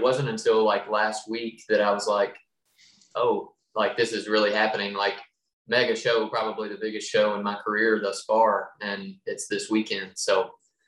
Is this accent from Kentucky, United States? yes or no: yes; Western Kentucky, United States; I'm from Western Kentucky. I grew up in a coal mining family